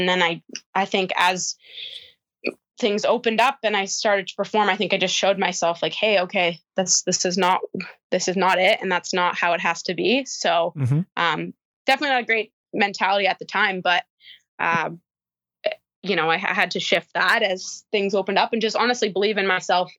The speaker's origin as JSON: {"language": "English", "town": "Marion", "region": "Illinois", "country": "United States", "tie": "born or raised there", "said": "Yeah. Southern Illinois, Marion, Illinois."}